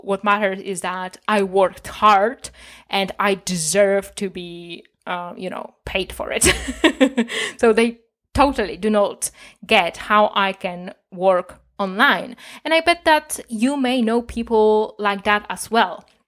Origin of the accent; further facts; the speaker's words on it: Poland; I'm from Poland